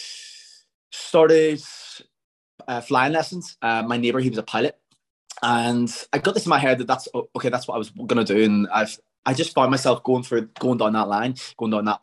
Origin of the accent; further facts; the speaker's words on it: Templepatrick, Northern Ireland, United Kingdom; I grew up in Temple Patrick. Anyone who doesn't know, it's about 15 minutes outside of Belfast